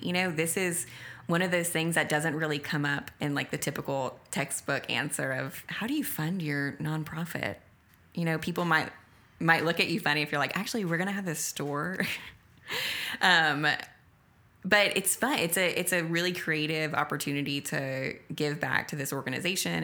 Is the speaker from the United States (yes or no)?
yes; Acadiana, Louisiana, United States; The people are my brothers and sisters from my hometown that I love so dearly